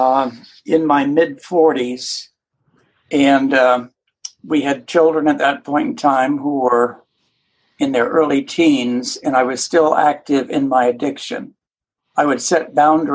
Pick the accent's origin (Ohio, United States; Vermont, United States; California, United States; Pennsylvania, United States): Vermont, United States; now in Atlanta, United States; I grew up in Vermont.